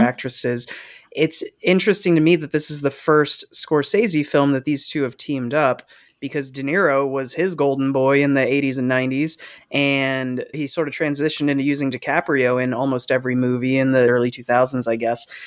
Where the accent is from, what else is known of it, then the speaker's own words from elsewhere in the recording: New Jersey, United States; growing up in Jersey